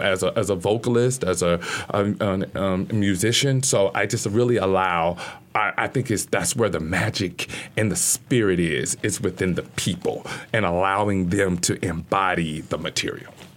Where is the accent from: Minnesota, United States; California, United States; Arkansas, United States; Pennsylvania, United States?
Arkansas, United States; Little Rock; I'm from Little Rock